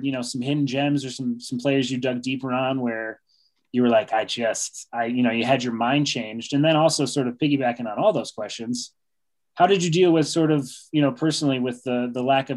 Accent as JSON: {"language": "English", "town": "Rochester", "region": "New York", "country": "United States", "said": "I'm originally from Rochester, New York"}